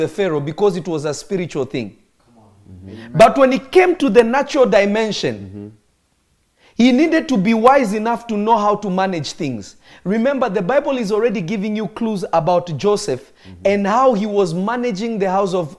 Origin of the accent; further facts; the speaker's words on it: Kenya; I grew up in Kenya. I'm not Kenyan, but I grew up in Kenya